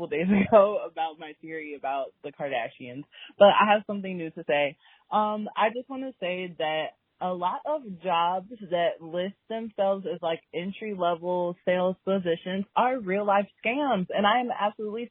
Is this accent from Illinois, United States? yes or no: yes; Chicago, Illinois, United States; I am broken from Chicago